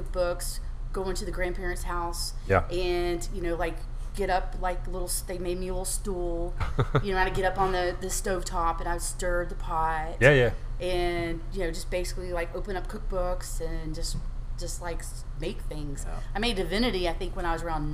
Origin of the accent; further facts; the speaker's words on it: Panama City, Florida, United States; moved away as an adult; also born or lived in Las Vegas; now in Texas, United States; I'm from Panama City, Florida, born and raised.